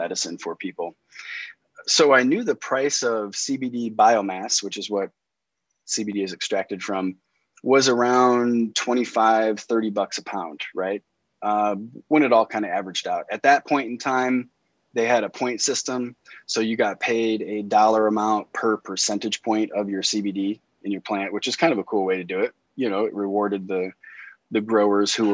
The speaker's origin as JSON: {"language": "English", "region": "Indiana", "country": "United States", "moved": "as an adult", "lives_now": "Western Colorado, United States", "said": "I'm originally from Indiana, and I lived in Indianapolis for 20 years"}